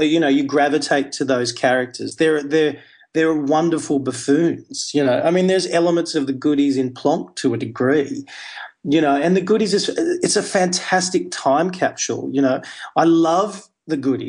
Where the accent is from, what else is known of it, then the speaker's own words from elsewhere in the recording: Hunter Valley, New South Wales, Australia; where I grew up in the Hunter Valley